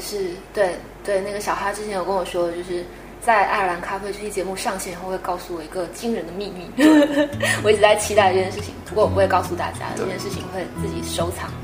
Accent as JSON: {"language": "Chinese", "country": "China", "said": "其实外国人可能真的比我们中国人简单很多"}